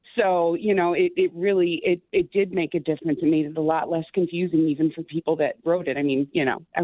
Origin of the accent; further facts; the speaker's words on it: Chicago, Illinois, United States; now in Franklin Park, United States; I grew up in Wicker Park.